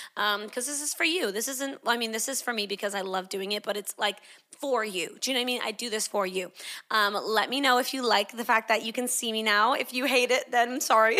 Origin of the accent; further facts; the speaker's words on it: Canada; moved away as an adult; also born or lived in Sydney, Australia; I grew up in Canada. I moved to Sydney, Australia when I was eighteen to do Bible college